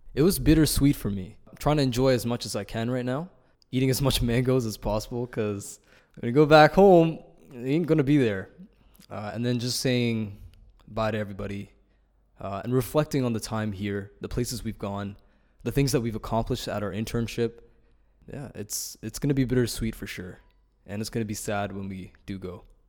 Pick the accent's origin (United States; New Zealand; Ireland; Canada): Canada; Toronto, Ontario; I'm from Toronto, uh, from Ryerson University